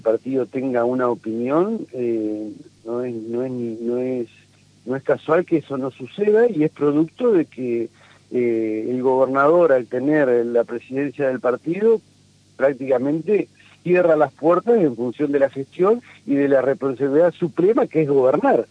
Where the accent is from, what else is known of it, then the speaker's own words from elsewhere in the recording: Argentina; como argentino